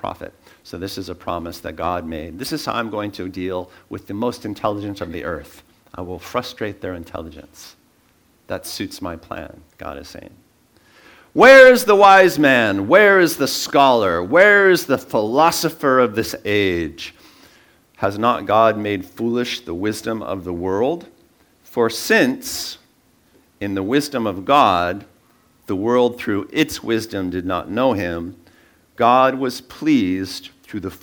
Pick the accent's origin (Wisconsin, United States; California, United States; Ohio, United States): California, United States; San Francisco Bay Area; I was born in the Bay Area